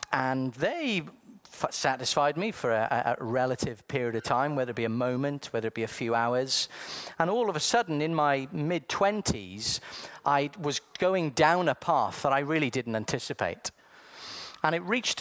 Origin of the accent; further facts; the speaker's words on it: South Wales, United Kingdom; I was born in sunny South Wales.